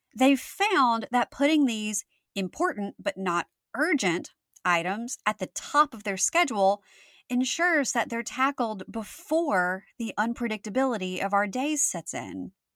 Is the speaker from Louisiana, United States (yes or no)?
yes; Louisiana, United States; my home state of Louisiana